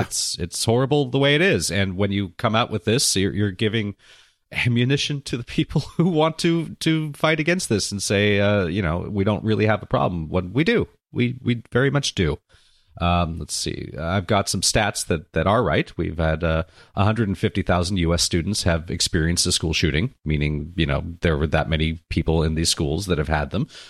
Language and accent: English; Santa Monica, California, United States; my hometown